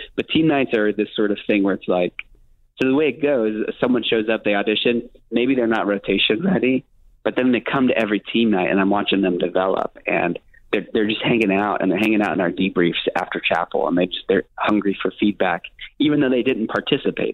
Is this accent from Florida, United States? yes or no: yes; Miami, Florida, United States; I'm from Miami